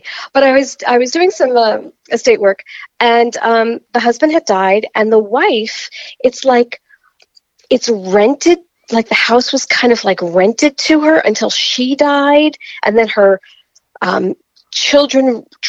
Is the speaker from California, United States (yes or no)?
no; New York, United States; No, I'm from New York, New Jersey area.